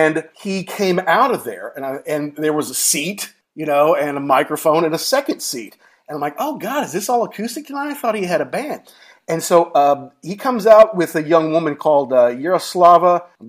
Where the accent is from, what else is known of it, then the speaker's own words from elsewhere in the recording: Louisville, Kentucky, United States; they eventually played Churchill Downs in Louisville, my hometown